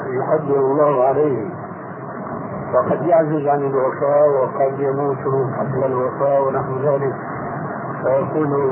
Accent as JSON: {"language": "Arabic", "country": "Egypt", "said": "احنا عندنا في مصر"}